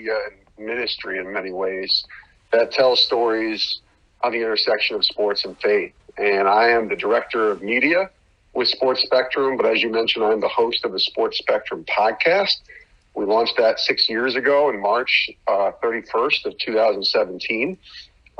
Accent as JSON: {"language": "English", "country": "United States", "tie": "born or raised there", "moved": "as an adult", "lives_now": "Pearl River County, Mississippi, United States", "said": "I grew up pretty much on the Mississippi line"}